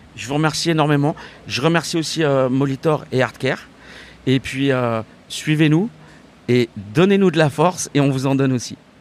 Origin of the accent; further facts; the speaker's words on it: Saint-Denis, Île-de-France, France; J'ai grandi à Saint-Denis, euh, j'habite toujours à Saint-Denis